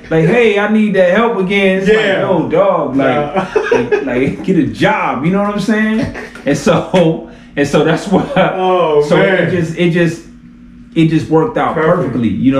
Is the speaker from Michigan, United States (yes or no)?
yes; Detroit, Michigan, United States; I'm from Detroit